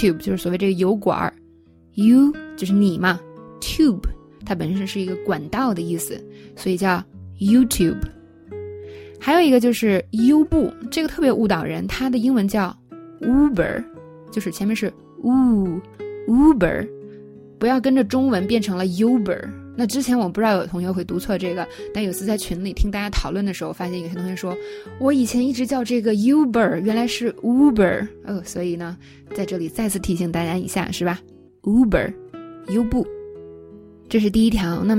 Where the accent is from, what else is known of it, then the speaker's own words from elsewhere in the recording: China; 我们中国人说 U G G